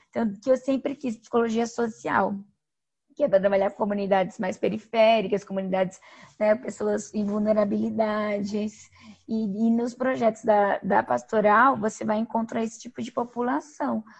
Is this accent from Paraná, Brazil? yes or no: yes; Toledo, Paraná, Brazil; sou paranaense, sou natural de Toledo, é, no, no oeste do Paraná